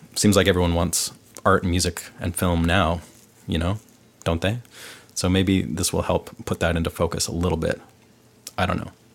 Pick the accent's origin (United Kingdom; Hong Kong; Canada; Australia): Canada; Vancouver, British Columbia; moved away as an adult; now in Nashville, United States; I'm from Vancouver, Canada, and I've lived the last seven years of my life in Nashville.